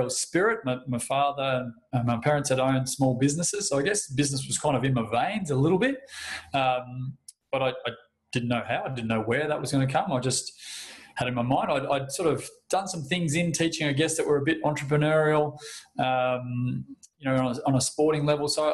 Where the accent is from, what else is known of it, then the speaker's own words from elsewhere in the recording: Victoria, Australia; moved away as an adult; also born or lived in Dimboola; now in Geelong, Australia; moving back to my hometown and then getting a job the following year to here, where I'm in Geelong now